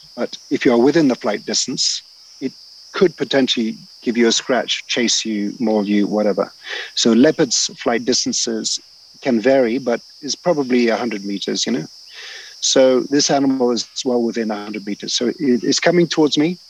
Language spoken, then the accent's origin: English; the Mara, Narok County, Kenya; I used to growing up in the Mara